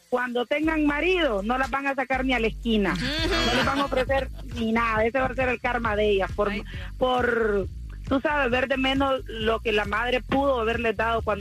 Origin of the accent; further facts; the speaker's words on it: Dominican Republic; Yo soy dominicana